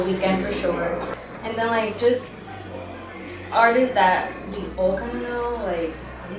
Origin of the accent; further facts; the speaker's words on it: Dominican Republic; moved away; I was born in the Dominican Republic